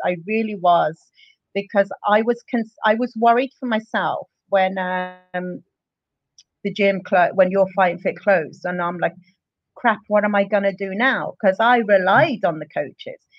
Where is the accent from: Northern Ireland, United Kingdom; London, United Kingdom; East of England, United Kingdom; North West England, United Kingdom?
East of England, United Kingdom; Luton; moved away as an adult; also born or lived in Dundalk, Ireland; now in Ireland; I'm originally from England. I, I a place called Luton. I moved over here in 2001.